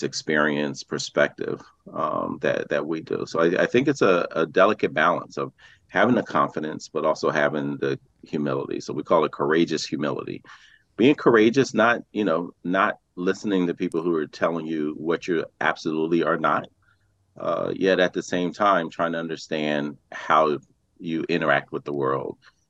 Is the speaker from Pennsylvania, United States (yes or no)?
yes; Philadelphia, Pennsylvania, United States; I was born and raised in West Philadelphia.